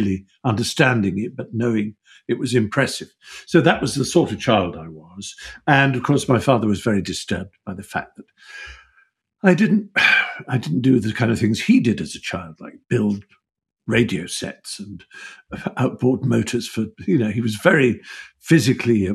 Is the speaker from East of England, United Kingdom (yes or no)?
yes; Norfolk, East of England, United Kingdom; also born or lived in Buckinghamshire; when I was seven, we moved from Buckinghamshire to Norfolk